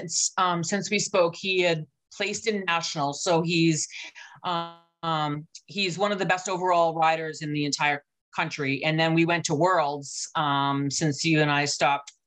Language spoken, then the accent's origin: English; New England, United States; I'm from New England